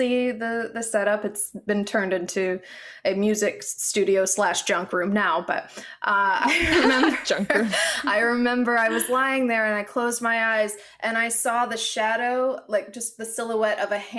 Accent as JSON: {"language": "English", "region": "Alabama", "country": "United States", "tie": "born or raised there", "said": "growing up in the South"}